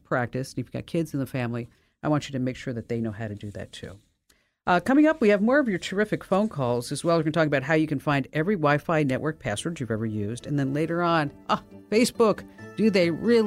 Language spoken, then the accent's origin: English; the North, United States; I'm from the North